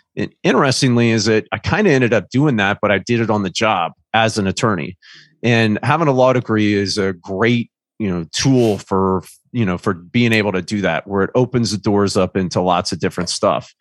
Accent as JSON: {"language": "English", "region": "Indiana", "country": "United States", "tie": "born or raised there", "also_born_or_lived": "Charlotte, North Carolina", "moved": "as an adult", "said": "I grew up in Indiana"}